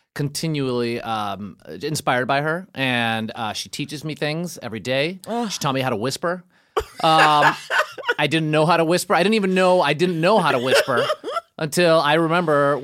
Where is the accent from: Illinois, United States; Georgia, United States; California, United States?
Illinois, United States; Chicago; So I grew up in Chicago. Neighborhood called Brighton Park.